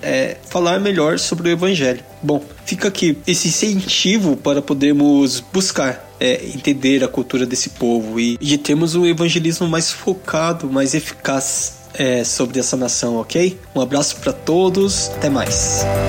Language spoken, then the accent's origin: Portuguese; Brazil; now in Japan; sou brasileiro